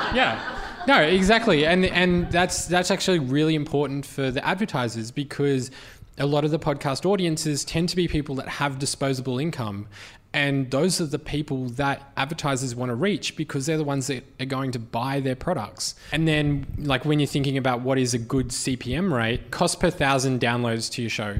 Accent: Australia; as an Australian

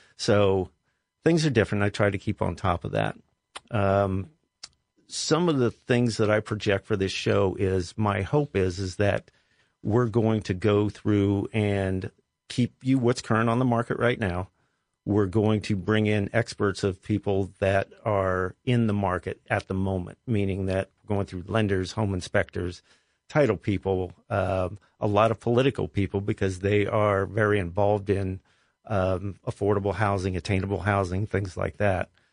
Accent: Columbus, Ohio, United States; I was born and raised here. I was born on the West Side.

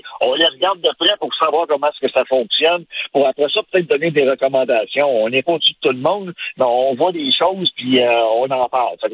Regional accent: Sherbrooke, Quebec, Canada; Moi, je viens de Sherbrooke

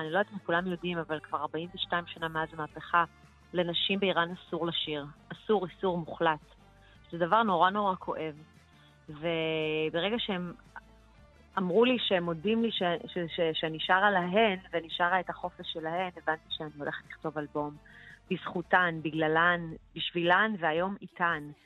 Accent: Israel; שבאתי מבית מאוד, אה, איראני, על אף שגדלתי בישראל

